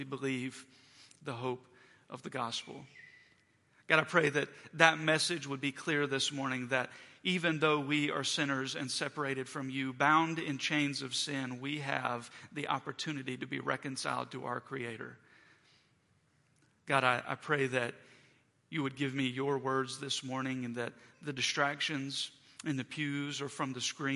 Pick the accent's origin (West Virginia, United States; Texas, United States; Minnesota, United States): West Virginia, United States; now in Morgantown, United States; the friends and community that I have from growing up in West Virginia